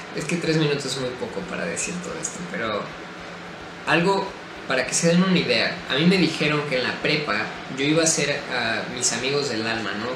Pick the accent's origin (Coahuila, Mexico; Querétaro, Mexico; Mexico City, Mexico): Querétaro, Mexico; soy de México, Querétaro